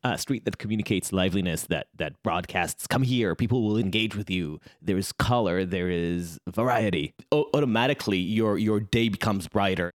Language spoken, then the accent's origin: English; Israel; I grew up in Israel